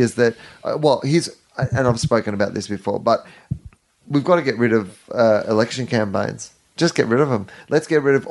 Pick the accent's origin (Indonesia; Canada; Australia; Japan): Australia